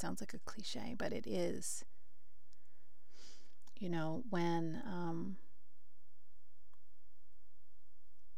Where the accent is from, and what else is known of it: United States